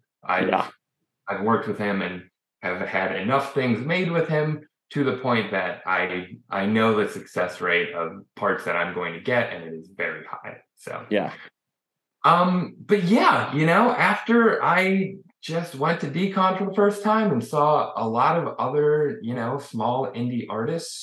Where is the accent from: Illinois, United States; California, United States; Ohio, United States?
Illinois, United States; Chicago; I'm from Chicago